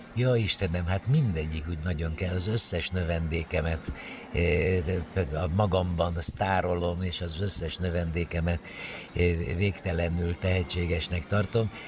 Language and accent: Hungarian; Cluj-Napoca, Cluj County, Romania; moved away as an adult; also born or lived in Bucharest / Budapest / Paris; now in Hungary; muzsikus családba születtem Kolozsváron, ott a nagynevű zenei liceumban végeztem a tanulmányaimat, utána Bukarestbe kerültem